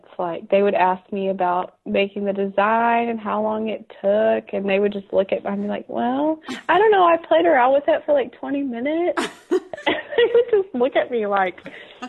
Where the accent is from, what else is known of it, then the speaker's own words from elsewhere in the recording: Dripping Springs, Texas, United States; also born or lived in Austin; now in Buda, United States; up there in Dripping Springs and now in Buda. So I just, Central Texas has my heart.